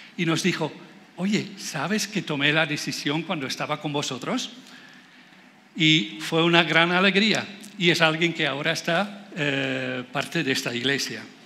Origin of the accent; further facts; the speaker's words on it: Netherlands; Spanish is a second language; moved away as an adult; now in Spain; yo soy holandés, por eso suena un poco raro